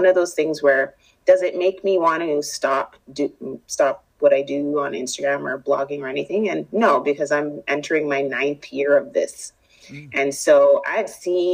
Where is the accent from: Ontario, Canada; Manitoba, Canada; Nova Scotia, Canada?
Manitoba, Canada; Winnipeg; I'm born and raised here in Winnipeg, and I grew up in Transcona